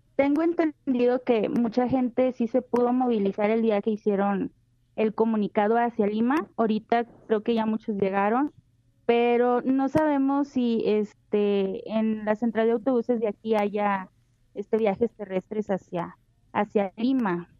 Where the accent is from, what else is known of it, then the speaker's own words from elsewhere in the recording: Mexico; varios mexicanos, este, abrimos un grupo de WhatsApp